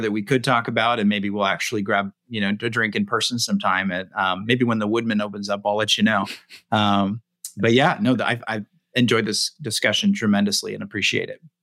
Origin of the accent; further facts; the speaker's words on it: West Coast, United States; I grew up on the West Coast